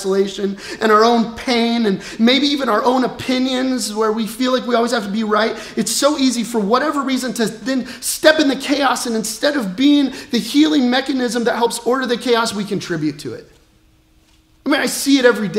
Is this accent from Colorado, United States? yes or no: yes; Colorado, United States; now in Peoria, United States; I grew up in Colorado, and like our family business was outfitting